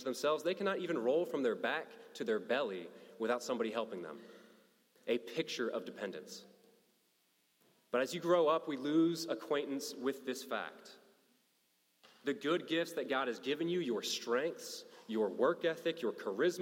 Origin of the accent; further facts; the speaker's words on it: Kentucky, United States; I'm a kid from Kentucky